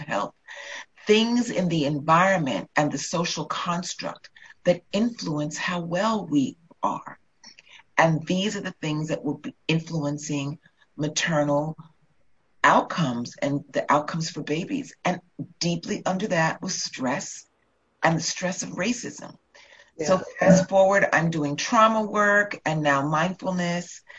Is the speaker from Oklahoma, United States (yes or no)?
no; New York, United States; I grew up in New York